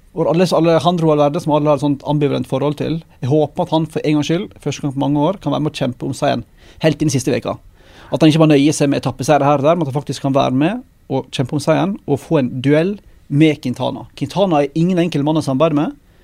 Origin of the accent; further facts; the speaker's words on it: Western Norway, Norway; moved away; kommer fra hjemme på Vestlandet